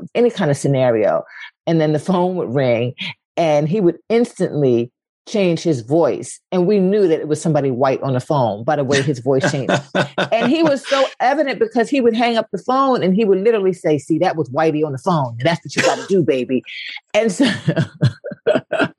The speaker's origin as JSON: {"language": "English", "town": "Philadelphia", "region": "Pennsylvania", "country": "United States", "tie": "born or raised there", "also_born_or_lived": "Paris / New York", "moved": "as an adult", "said": "I grew up in West Philly"}